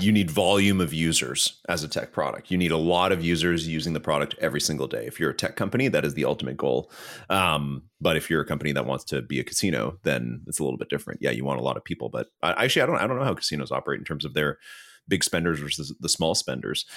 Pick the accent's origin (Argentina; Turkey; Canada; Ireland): Canada; I'm Canadian